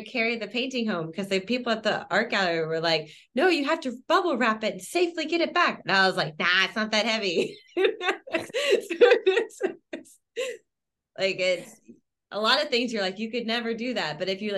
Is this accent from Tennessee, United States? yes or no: no; Oklahoma, United States; now in London, United Kingdom; I'm from Oklahoma